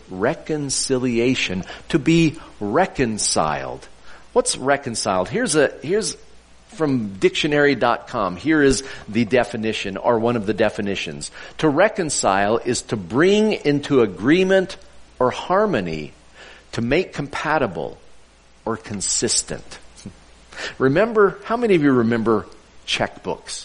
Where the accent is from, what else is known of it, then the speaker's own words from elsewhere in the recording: California, United States; my past as a Christian growing up in California